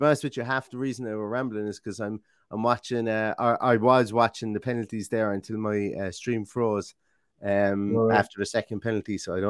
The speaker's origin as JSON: {"language": "English", "town": "Limerick", "region": "Munster", "country": "Ireland", "said": "I'm from Limerick. It's closer to Cork than Derry is."}